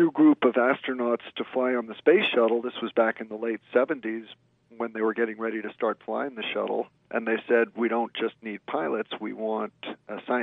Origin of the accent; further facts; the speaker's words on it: the New York area, United States; I grew up in the New York area